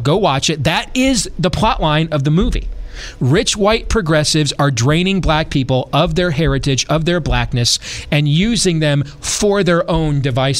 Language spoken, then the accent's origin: English; Michigan, United States; Even though I'm from Michigan, but I like that saying.